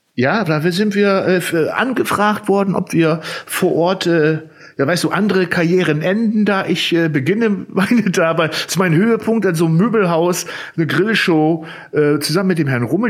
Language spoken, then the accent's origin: German; Zetel, Lower Saxony, Germany; ich komme jetzt ja aus Zetel